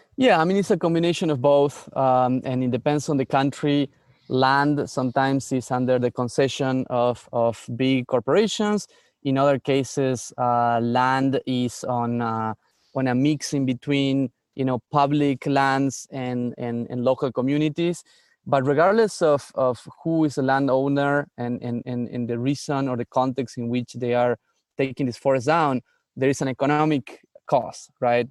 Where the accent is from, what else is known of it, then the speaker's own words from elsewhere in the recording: San Miguel de Tucumán, Tucumán, Argentina; moved away as an adult; also born or lived in Barcelona, Spain; now in United States; I grew up in the north of Argentina, in, in a place called Tucumán